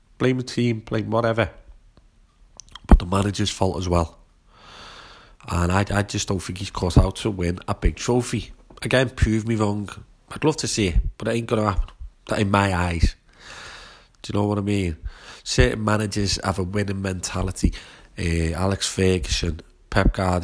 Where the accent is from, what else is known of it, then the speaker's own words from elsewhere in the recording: Shrewsbury, West Midlands, United Kingdom; My hometown team, Shrewsbury Town